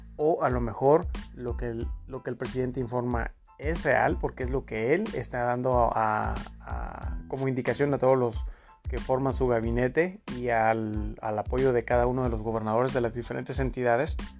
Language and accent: Spanish; Mexico; somos eh, mexicanos dignos de, de con orgullo decir que nuestro país es una potencia económica